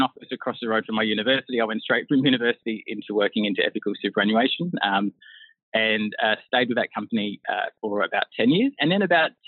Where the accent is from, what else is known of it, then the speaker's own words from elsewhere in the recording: Broken Hill, New South Wales, Australia; also born or lived in Karalta/Karakalinga, South Australia / outback towns of South Australia; growing up in Broken Hill, a very isolated sort of outback place